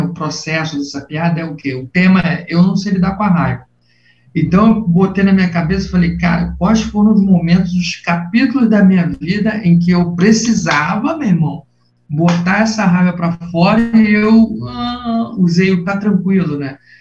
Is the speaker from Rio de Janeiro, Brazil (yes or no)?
yes; Nilópolis, Rio de Janeiro, Brazil; moved away as an adult; also born or lived in Botafogo, Rio de Janeiro; now in Rio de Janeiro, Brazil; sou de Nilópolis, da cidade de Nilópolis, Baixada Fluminense do Rio de Janeiro